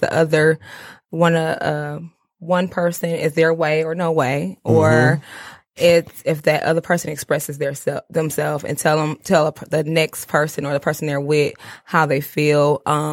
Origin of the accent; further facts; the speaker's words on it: Flint, Michigan, United States; based in Warren. And but I'm from Flint.